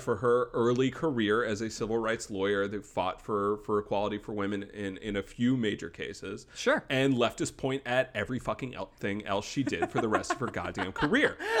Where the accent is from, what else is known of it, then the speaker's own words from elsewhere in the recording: Wake Forest, North Carolina, United States; in my hometown of Wake Forest, North Carolina